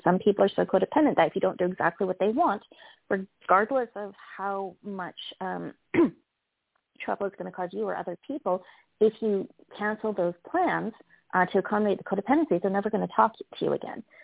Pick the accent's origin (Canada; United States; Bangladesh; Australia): Canada; I'm Canadian